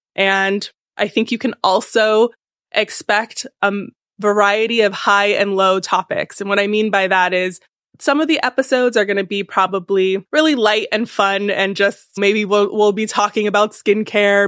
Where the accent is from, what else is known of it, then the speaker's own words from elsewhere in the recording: California, United States; now in New York, United States; I'm from California originally